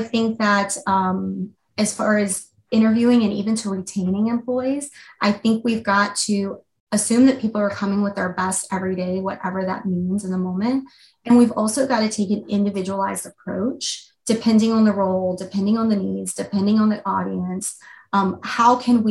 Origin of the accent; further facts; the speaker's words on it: Louisiana, United States; now in Seattle, United States; I'm originally from a different part of the country. I grew up in Louisiana and, you know, moved out to the West Coast and fell in love with it.